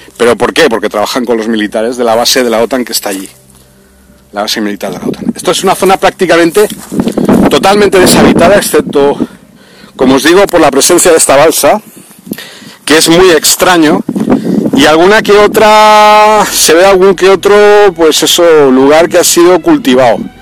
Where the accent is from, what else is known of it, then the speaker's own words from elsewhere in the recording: Spain; now in Libya; yo tampoco en mi país